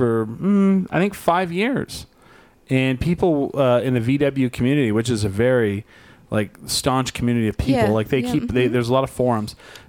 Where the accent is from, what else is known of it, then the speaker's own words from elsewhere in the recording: New Mexico, United States; I'm from New Mexico, they go, oh, do you know Roswell? And I'm like, yeah, I grew up an hour from there.